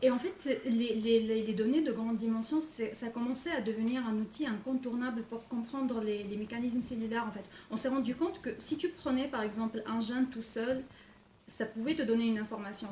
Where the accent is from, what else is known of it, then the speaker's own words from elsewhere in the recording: Algeria; moved away as an adult; also born or lived in France; now in Quebec, Canada; je suis née en Algérie... C'est en nord de l'Afrique